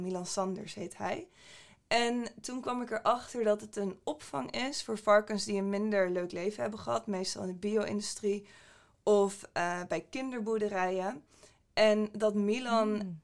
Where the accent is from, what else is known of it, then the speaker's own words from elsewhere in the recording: Groningen, Netherlands; moved away; oorspronkelijk kom ik uit Groningen. Ik ben daar opgegroeid.